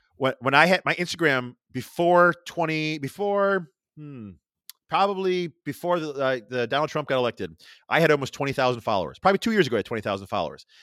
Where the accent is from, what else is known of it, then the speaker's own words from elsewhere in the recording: Rochester, New York, United States; accent: Rochester; my Rochester accent